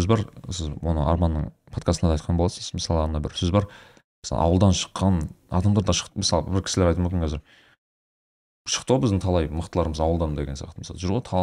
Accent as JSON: {"language": "Kazakh", "region": "Almaty", "country": "Kazakhstan", "tie": "born or raised there", "said": "мен ә, э, ақсай деген районда туып өскенмін"}